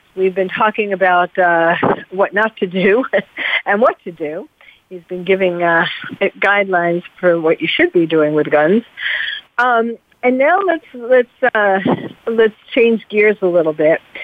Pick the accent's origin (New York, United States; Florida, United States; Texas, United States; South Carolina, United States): New York, United States; New York City; I'm from New York also